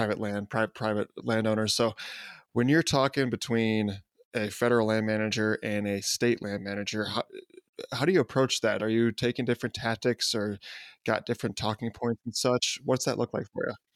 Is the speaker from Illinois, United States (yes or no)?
yes; Chicago, Illinois, United States; I'm from Chicago